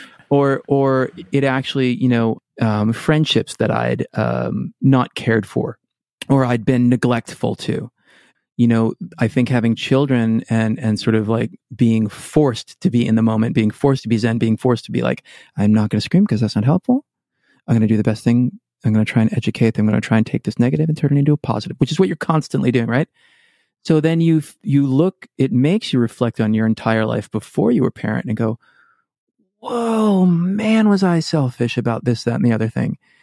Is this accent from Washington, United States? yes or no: no; Shrewsbury, Massachusetts, United States; moved away as an adult; also born or lived in Boston / New York City; I grew up in Worcester, Massachusetts